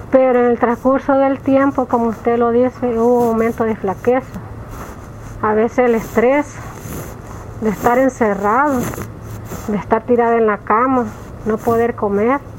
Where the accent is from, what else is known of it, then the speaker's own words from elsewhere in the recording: Florencia, El Salvador; Me costó porque no le quieren dar trabajo a los que somos de Florencia, porque dicen que somos boncheras.